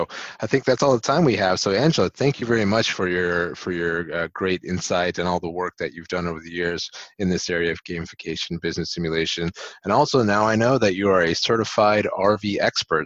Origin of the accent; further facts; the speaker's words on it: United States; I grew up in the States.